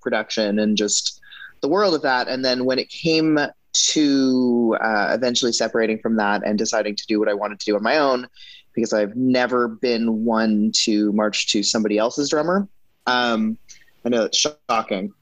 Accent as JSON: {"language": "English", "region": "British Columbia", "country": "Canada", "tie": "born or raised there", "moved": "as an adult", "lives_now": "United States", "said": "I grew up in Canada"}